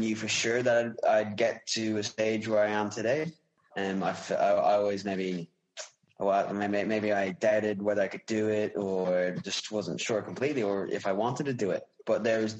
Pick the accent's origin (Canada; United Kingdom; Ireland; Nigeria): Ireland; Wicklow, Leinster; I'm an Irish cyclist from Wicklow